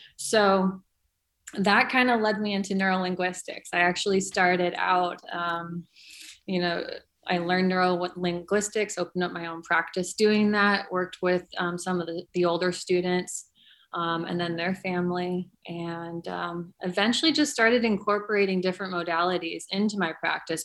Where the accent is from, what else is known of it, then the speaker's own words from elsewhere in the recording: California, United States; I grew up in California